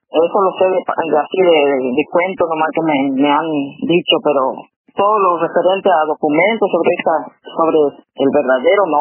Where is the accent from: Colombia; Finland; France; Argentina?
Argentina; Juan José Castelli, Chaco; moved away as an adult; also born or lived in United States; yo resido acá y nací acá. Eh, también he viajado por el mundo, pero siempre volví a, mi pueblo natal